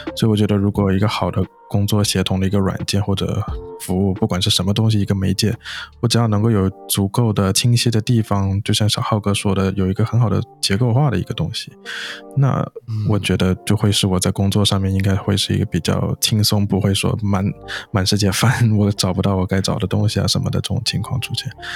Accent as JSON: {"language": "Chinese", "country": "China", "tie": "born or raised there", "also_born_or_lived": "United States", "moved": "as an adult", "said": "我本身是在国内，就是土生土长长大的嘛"}